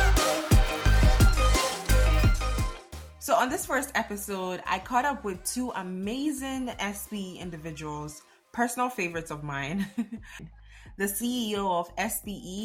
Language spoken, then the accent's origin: English; Ghana; now in United States; I'm a young Black girl born and raised in Ghana, West Africa, with a degree in plastics engineering